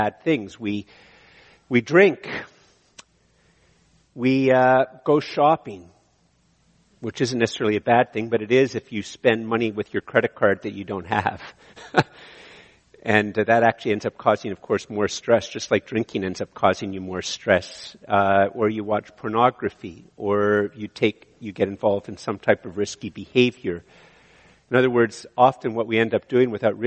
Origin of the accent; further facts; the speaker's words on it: Eganville, Ontario, Canada; moved away; I came from Eganville